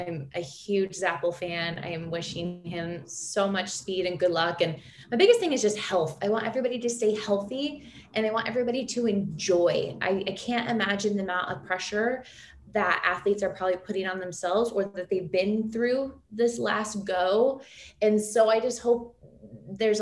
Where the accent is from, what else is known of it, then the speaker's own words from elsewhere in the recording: United States; As an American